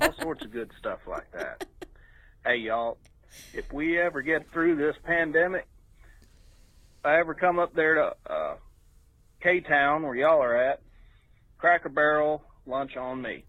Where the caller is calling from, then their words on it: North Alabama, United States; I'm calling from Hey. North Alabama